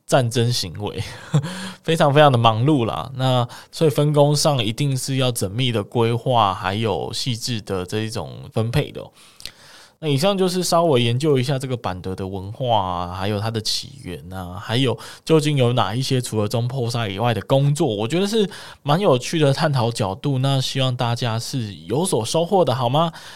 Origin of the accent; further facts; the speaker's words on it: Kaohsiung, Taiwan; 身为高雄人的我